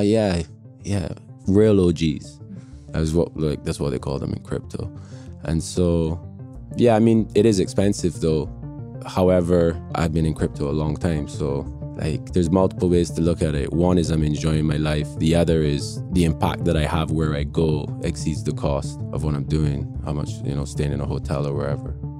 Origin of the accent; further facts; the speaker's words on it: Barbados; accent: international; also born or lived in England / Miami; now in London, United Kingdom; I'm from Barbados, and uh, I was born in England but grew up in Barbados from an infant onwards